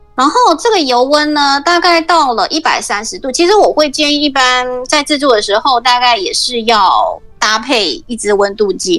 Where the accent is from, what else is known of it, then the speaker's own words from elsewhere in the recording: Taiwan; now in Sydney, Australia; 我们台湾人